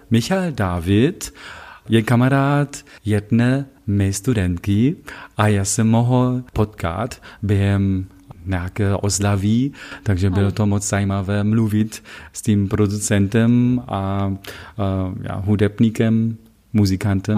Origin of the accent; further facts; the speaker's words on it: Wittenberg, Saxony-Anhalt, Germany; Czech is a second language; moved away; also born or lived in Leipzig; pocházím, jak víš, z Wittenbergu. Wittenberg není ve Sasku, ale ve Sasku Anhaltsku